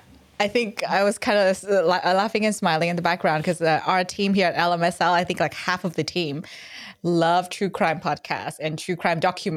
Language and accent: English; Vietnam; English is a second language; now in Australia; where I'm from Vietnam, and we really honestly did not have much sex ed either. It's a new thing for me. So when I moved to Australia, I was like, wow, it's so interesting.